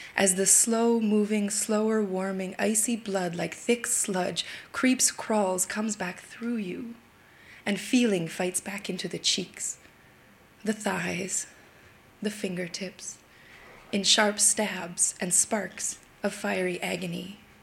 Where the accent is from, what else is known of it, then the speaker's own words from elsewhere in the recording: Yukon, Canada; now in Brooklyn, United States; I was raised in the Yukon Territory in the northwest of Canada